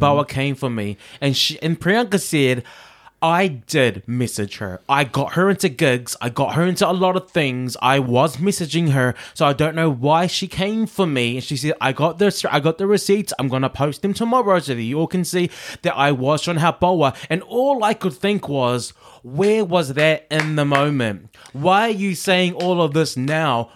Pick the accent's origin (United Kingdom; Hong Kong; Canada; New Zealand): New Zealand; I'm a Kiwi